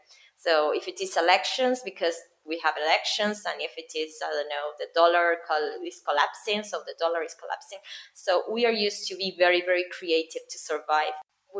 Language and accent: English; Argentina; English is a second language; Here in Argentina, I don't know if I imagine in all South America, but in Argentina, we are taught English since we are 5 years old.